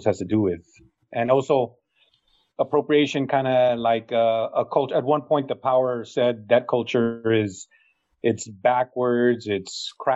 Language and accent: English; San Antonio, Texas, United States; I'm from San Antonio